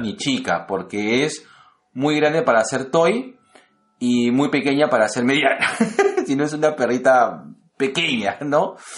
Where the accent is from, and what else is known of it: Lima, Peru